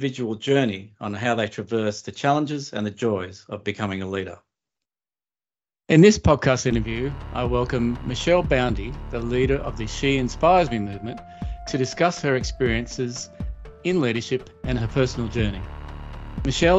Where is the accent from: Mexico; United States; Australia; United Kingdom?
Australia; I grew up in Australia, but my ancestors were First Fleeters